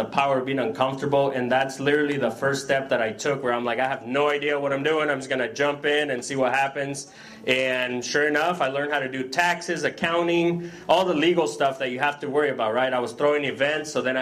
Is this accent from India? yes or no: no; El Salvador; now in United States; I'm from El Salvador originally